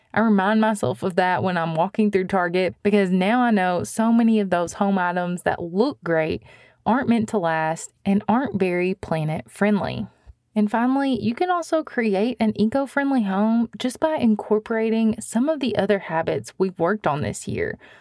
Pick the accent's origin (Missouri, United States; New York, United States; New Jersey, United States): Missouri, United States; my home state of Missouri